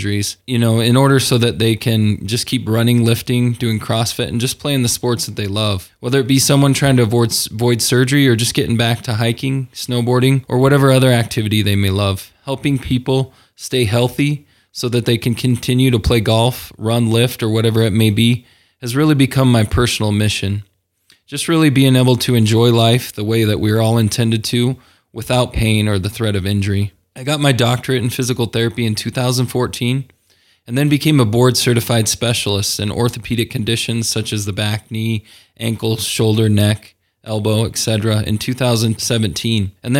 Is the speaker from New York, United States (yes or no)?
no; Salt Lake City, Utah, United States; also born or lived in Kansas; I grew up here in Salt Lake City most of my life. I was born in Kansas, but spent most of my years right here in the local Salt Lake area.